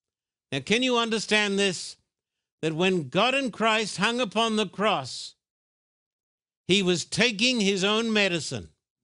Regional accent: Australia; now in United States; But when I was brought up in Australia, that oil was the cure for every sickness under the sun.

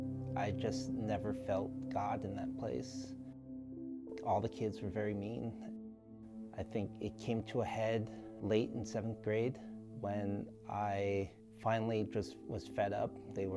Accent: Ewa Beach, Hawaii, United States; I am 29 years old and I am from Ewa Beach, Hawaii.

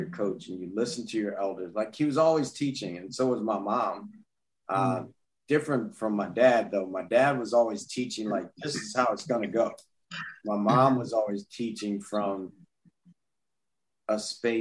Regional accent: Baton Rouge, Louisiana, United States; growing up in Baton Rouge, Louisiana, especially back then

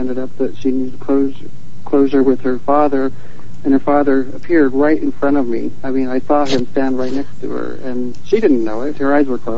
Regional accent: Utah, United States; we grew up in Utah

